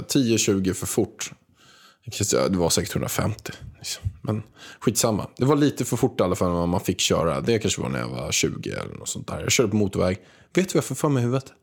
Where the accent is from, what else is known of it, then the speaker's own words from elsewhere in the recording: Stockholm, Stockholm County, Sweden; jag var från Stockholm